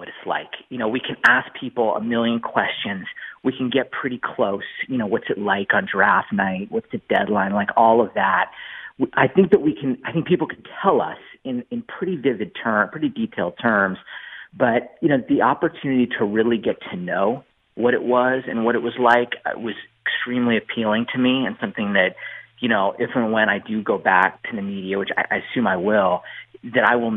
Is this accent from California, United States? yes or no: yes; San Diego, California, United States; I'm from San Diego